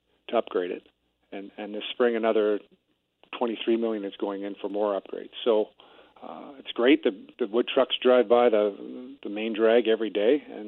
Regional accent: Ontario, Canada; now in The Pas, Canada; I'm from Ontario

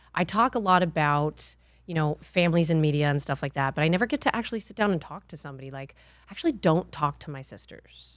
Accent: the North, Northern United States, United States; also born or lived in California; now in Texas, United States; I didn't grow up in the South. I grew up in, I'm a Yankee

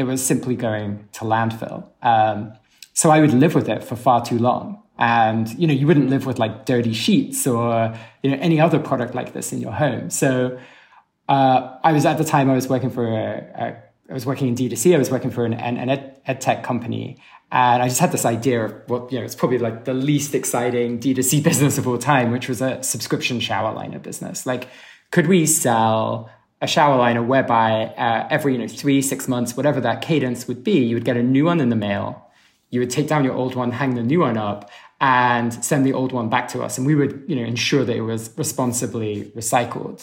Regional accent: London, United Kingdom; moved away as an adult; now in New York, United States; you can probably tell from my accent that I'm from London in the UK. And I moved to New York about 10 years ago now

